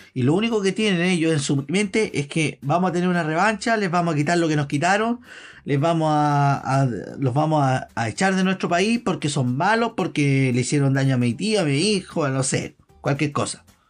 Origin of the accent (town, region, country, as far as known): Chile